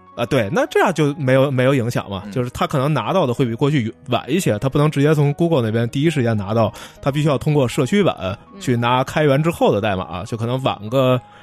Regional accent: China; 这不需要我们中国人着急

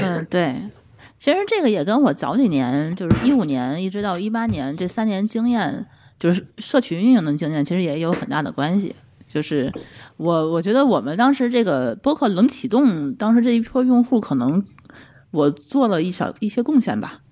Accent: Tianjin, China; 我们是天津人

